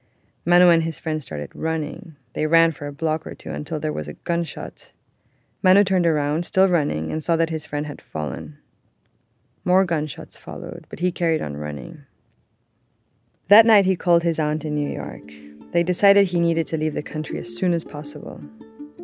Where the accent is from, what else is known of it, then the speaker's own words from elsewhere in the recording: Mexico City, Mexico; moved away as an adult; now in United States; I'm from Mexico City